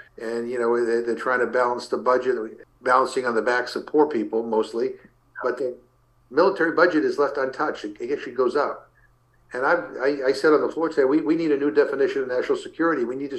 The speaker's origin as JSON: {"language": "English", "region": "Massachusetts", "country": "United States", "said": "there's the ongoing campaign happening in my home state of Massachusetts."}